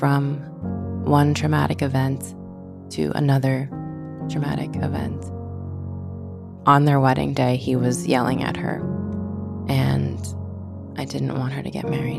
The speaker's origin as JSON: {"language": "English", "town": "Haverhill", "region": "Massachusetts", "country": "United States", "tie": "born or raised there", "said": "I grew up in Haverhill, Massachusetts"}